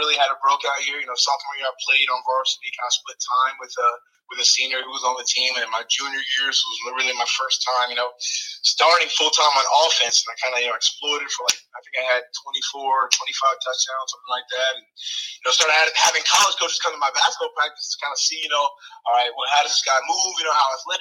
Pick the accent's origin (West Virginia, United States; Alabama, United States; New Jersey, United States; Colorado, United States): New Jersey, United States; I'm from Jersey